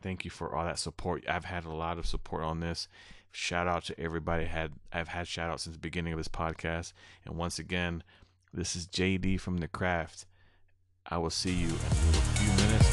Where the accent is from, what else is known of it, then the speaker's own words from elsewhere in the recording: Prairie du Sac, Wisconsin, United States; here in my hometown in Prairie du Sac